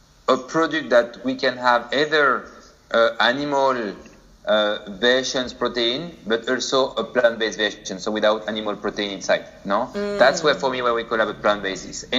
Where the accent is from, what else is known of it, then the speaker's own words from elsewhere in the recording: France; moved away as an adult; now in Singapore; So I'm from France, but been living for already like 3 years in Asia, specifically in Singapore now.